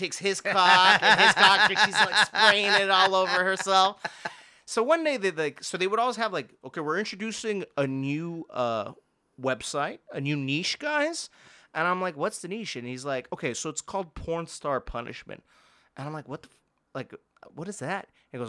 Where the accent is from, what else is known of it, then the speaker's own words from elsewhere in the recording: Montreal, Quebec, Canada; I'm from Montreal